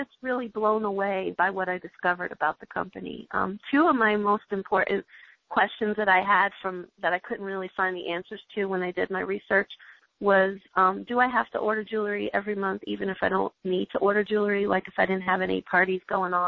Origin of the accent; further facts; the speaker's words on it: New York, United States; moved away; I'm originally from New York